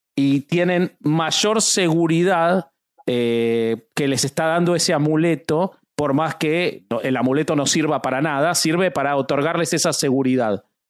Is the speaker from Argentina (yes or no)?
yes; Argentina; yo soy argentino